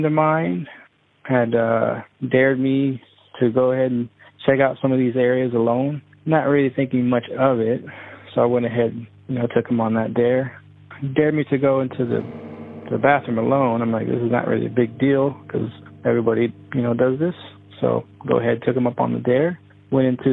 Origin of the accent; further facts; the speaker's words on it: Austin, Texas, United States; I was born and raised in Austin, Texas.